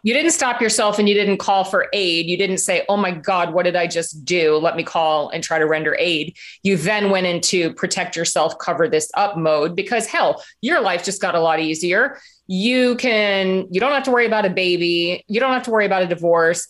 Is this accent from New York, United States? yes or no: no; Florida, United States; I'm from Florida